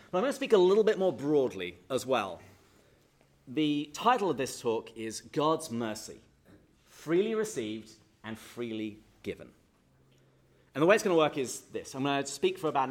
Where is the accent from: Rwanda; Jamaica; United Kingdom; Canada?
United Kingdom; England; now in San Diego, United States; I'm not originally from America. I grew up in England.